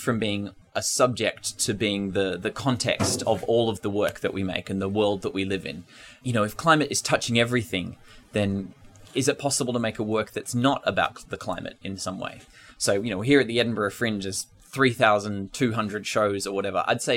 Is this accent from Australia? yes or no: yes; Ngunnawal country, Australian Capital Territory, Australia; moved away; I'm from Ngunnawal country in the southeast of Australia